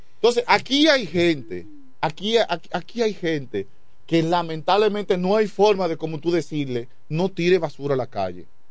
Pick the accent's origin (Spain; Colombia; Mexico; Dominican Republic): Dominican Republic; Quisqueya, San Pedro de Macorís; also born or lived in Chavón; siempre viví en Quiqueya después que salí de Chabón para acá. De Chabón yo salí para Quiqueya